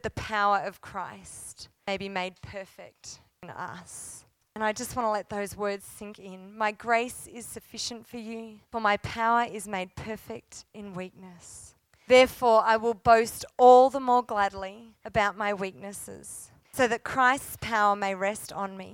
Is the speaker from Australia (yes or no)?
yes; Australia; also born or lived in Cooma, New South Wales; now in Canberra, Australia; as an Australian